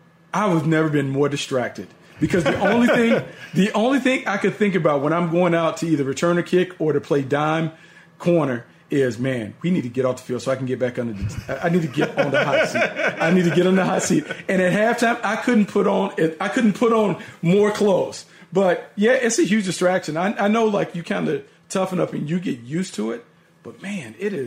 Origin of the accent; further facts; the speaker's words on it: North Carolina, United States; I grew up in North Carolina.